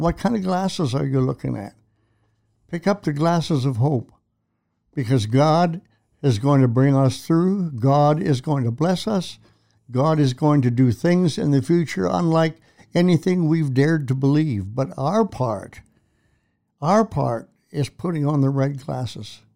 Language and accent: English; Canada; I'm a Canadian